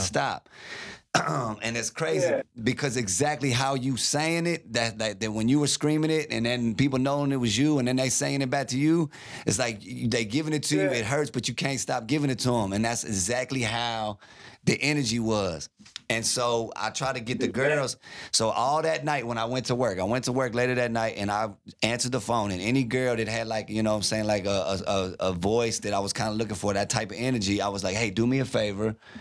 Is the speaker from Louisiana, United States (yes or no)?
yes; Baton Rouge, Louisiana, United States; now in Dallas, United States; I'm from Baton Rouge, Louisiana